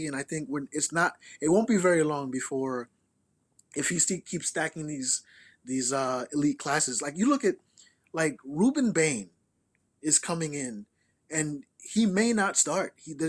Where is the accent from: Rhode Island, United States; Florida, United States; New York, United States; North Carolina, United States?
New York, United States; born or raised there